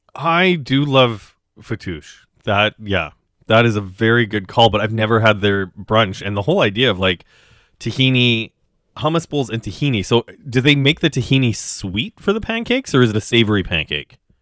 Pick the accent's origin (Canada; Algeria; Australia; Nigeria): Canada; Western Canada; now in Toronto, Canada; growing up in Western Canada